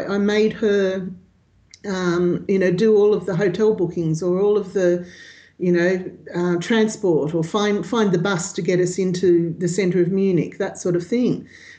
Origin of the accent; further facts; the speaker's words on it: Wollongong, New South Wales, Australia; moved away; I'm originally from Wollongong, which is south of Sydney. And I travel. I travel on the road pretty permanently these days.